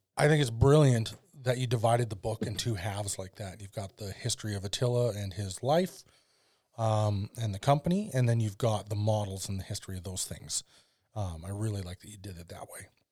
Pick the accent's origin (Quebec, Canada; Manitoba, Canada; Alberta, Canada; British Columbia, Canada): Alberta, Canada; now in Vernon, Canada; my hometown uh, has a, a street called 100th Avenue, and it definitely has a name that no one in town calls it. don't know why. But that's a very Albertan thing to do as well.